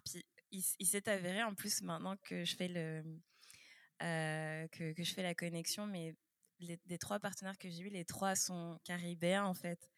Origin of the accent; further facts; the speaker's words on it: France; also born or lived in Quebec, Canada; now in Canada; moi aussi, je suis née en France